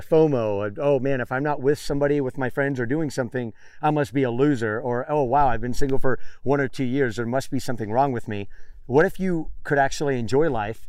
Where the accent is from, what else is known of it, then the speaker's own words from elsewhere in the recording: Miami, Florida, United States; moved away as an adult; also born or lived in Tampa Bay area / Los Angeles / San Diego / San Francisco; now in California, United States; I'm from Miami